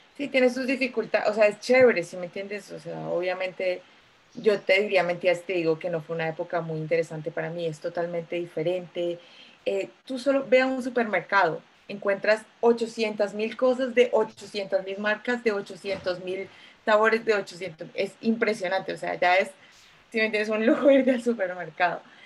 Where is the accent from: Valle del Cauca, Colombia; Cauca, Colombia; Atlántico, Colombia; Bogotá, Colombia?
Bogotá, Colombia; moved away as an adult; also born or lived in New York / Santiago, Chile; now in United Kingdom; soy colombiana, nací en Bogotá hace muchos, muchos años